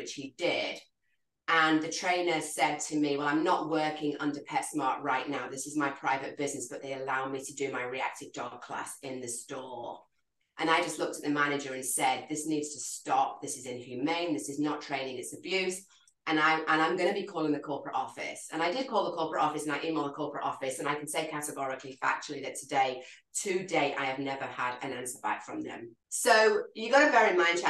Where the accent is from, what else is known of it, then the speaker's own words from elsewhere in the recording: England, United Kingdom; accent: English; moved away as an adult; also born or lived in London / Hawaii; growing up in the United Kingdom